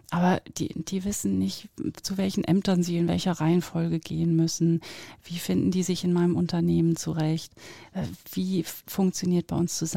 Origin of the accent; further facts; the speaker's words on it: near Oldenburg, North German Plain, Lower Saxony, Germany; now in Zurich, Switzerland; ich bin auf vier Metern über Meeresspiegel geboren in der Nähe von Oldenburg, also norddeutsche Tiefebene nennt man das ja auch bin auf 44 Metern, das ist jetzt kein Witz mit diesen ganzen vielen, ähm, aufgewachsen. Und ähm, ja, lebe jetzt in Zürich in der schönen Schweiz